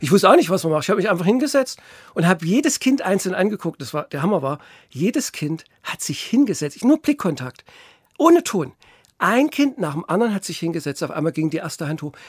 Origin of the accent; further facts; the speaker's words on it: Gotha, Thuringia, Germany; Und dann haben sie uns in ein katholisches Kinderheim in Sundhausen gesteckt. Das ist ein Dorf bei Gotha, äh, was jetzt Gotha eingegliedert ist. Und da habe ich dann circa zwölf Jahre gelebt, also bis ich die zehnte Klasse abgeschlossen hatte.